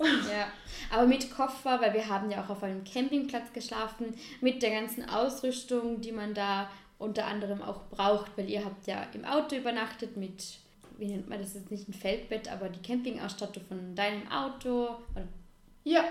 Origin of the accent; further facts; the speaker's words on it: Vorarlberg, Austria; als geborene Vorarlbergerin